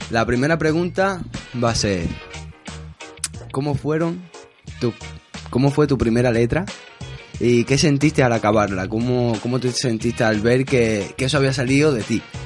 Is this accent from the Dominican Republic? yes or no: no; Spain; yo soy gitano, bueno, soy español